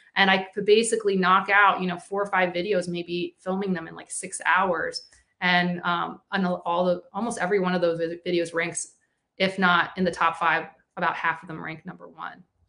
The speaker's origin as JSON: {"language": "English", "region": "Florida", "country": "United States", "said": "my home state of Florida"}